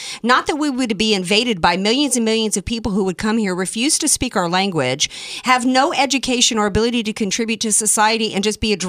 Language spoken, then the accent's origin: English; Deep South, United States; I grew up in the Deep South